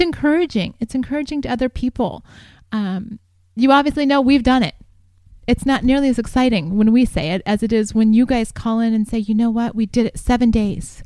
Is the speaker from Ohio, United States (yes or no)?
yes; Columbus, Ohio, United States; moved away as an adult; also born or lived in Greencastle, Indiana; now in San Diego, United States; I grew up in Columbus, Ohio, and went to college at DePaul University in Greencastle, Indiana.